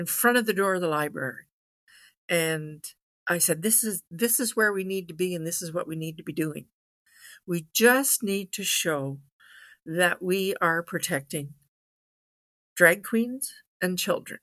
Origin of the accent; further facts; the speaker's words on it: Ottawa Valley, Ontario, Canada; I was born and bred in the Ottawa Valley, right at our seat of parliament.